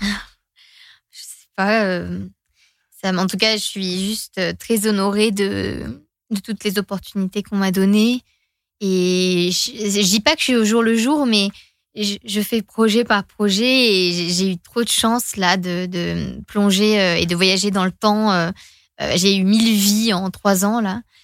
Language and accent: French; Finland; first language Finnish; French is a second language; suis finlandaise. c'est ma langue maternelle, c'est ma langue émotionnelle, quoi, le finnois.